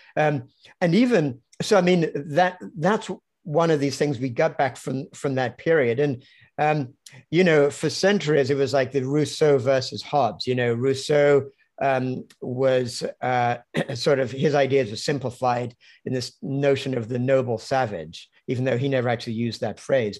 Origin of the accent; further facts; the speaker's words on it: London, United Kingdom; also born or lived in Cambridge; I grew up in London